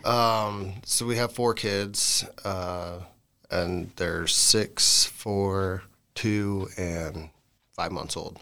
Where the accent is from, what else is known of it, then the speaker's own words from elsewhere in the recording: Gillette, Wyoming, United States; moved away as an adult; now in Lander, United States; I'm from Gillette originally and moved up to Lander probably nine years ago.